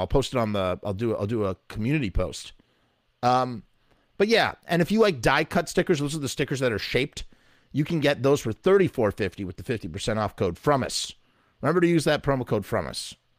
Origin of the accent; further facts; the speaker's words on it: United States; accent: American; my American accent